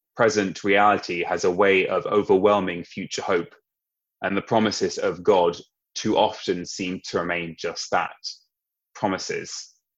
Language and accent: English; Sussex, South East England, United Kingdom; moved away as an adult; now in London, United Kingdom; I grew up in Sussex